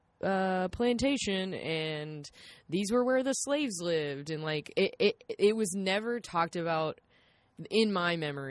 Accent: South Carolina, United States; moved away; I'm from South Carolina

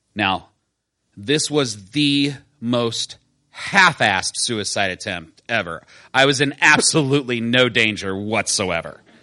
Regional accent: Decatur, Illinois, United States; I grew up in Decatur, Illinois, a town for which I never had much sentiment.

